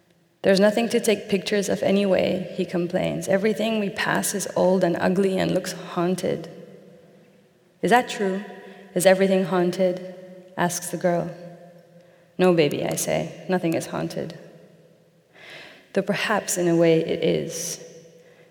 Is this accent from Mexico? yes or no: yes; Mexico; moved away; my native Mexico